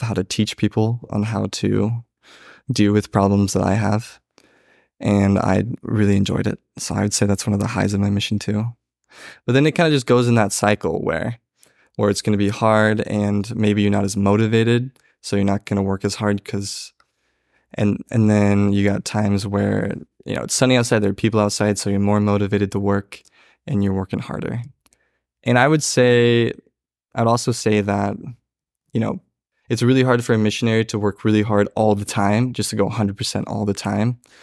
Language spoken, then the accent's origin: English; Springfield, Oregon, United States; I grew up in Springfield Third Ward. I went to Thurston High School